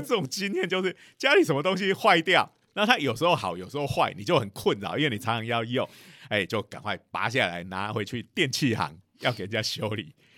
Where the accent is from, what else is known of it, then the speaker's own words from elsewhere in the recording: Taiwan; 不是只有我们台湾人喜欢洗东西